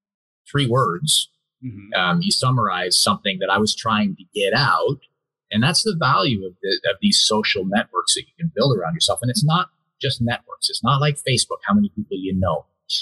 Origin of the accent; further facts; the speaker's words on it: Canada; born there; I was born in Canada. I spent most of my life outside of Canada, so I kind of come here as much of an outsider as I am.